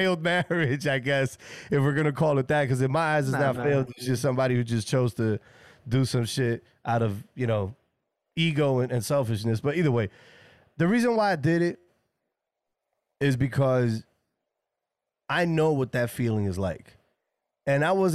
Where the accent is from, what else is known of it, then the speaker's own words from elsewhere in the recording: New York City, New York, United States; I'm originally from the Bronx in New York